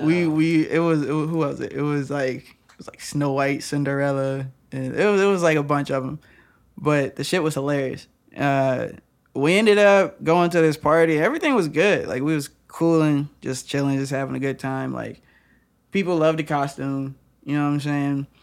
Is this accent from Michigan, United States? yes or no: yes; Lansing, Michigan, United States; now in West Virginia, United States; since I am from Lansing